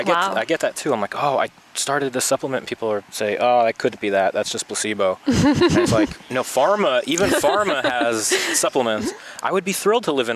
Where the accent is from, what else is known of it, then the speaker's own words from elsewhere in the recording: New York, United States; moved away; We're both from New York here.